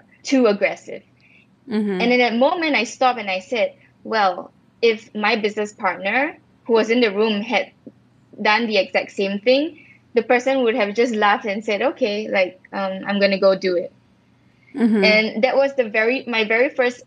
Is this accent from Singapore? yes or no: yes; Singapore; moved away; also born or lived in Israel; I was based in Israel as a Singaporean.